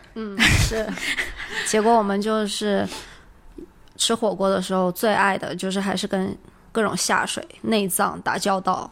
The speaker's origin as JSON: {"language": "Chinese", "region": "Yunnan", "country": "China", "said": "我们都作为云南人"}